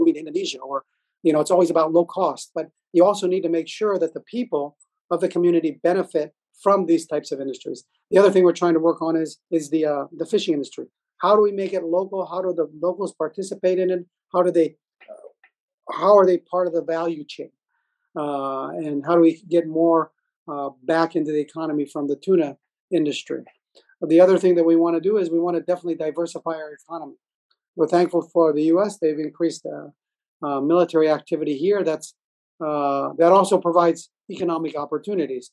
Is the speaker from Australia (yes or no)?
no; Palau; our views from Palau